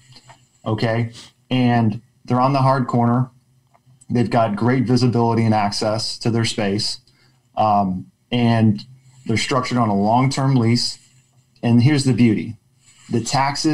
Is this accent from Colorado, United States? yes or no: no; Austin, Texas, United States; I grew up in Austin